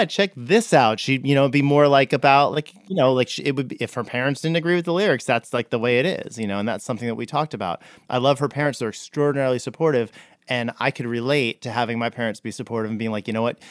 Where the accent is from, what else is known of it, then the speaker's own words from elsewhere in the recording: New Jersey, United States; I grew up in Jersey